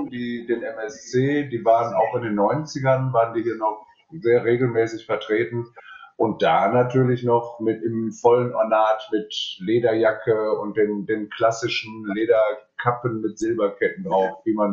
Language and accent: German; North Rhine-Westphalia, Germany; now in Cologne, Germany; Ich bin aus dem Ruhrgebiet auch Ende, Mitte, Ende der 90er nach Köln gekommen, habe 96 das erste Mal hier im Hans angefangen zu arbeiten und bin dann hier hängen geblieben eigentlich.